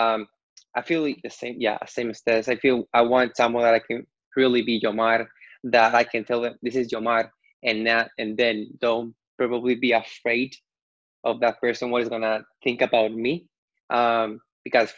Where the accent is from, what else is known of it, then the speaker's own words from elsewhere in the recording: Puerto Rico; I'm from Puerto Rico